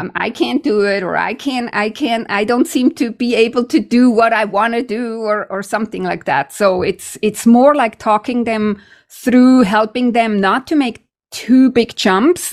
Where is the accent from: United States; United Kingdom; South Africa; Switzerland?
Switzerland; now in Canada; I'm from Switzerland